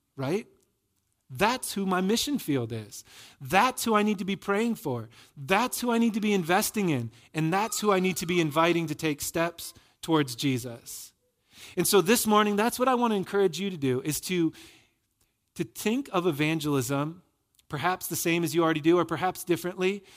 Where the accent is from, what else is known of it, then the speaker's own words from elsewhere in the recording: Michigan, United States; moved away; I'm from Michigan